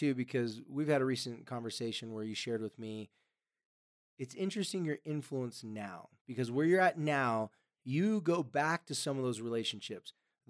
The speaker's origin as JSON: {"language": "English", "region": "California", "country": "United States", "said": "Or in California, I'm from California, you could probably, you know, there's probably"}